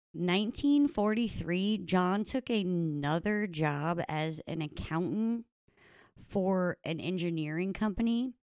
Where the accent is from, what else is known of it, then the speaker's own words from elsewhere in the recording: United States; I am an American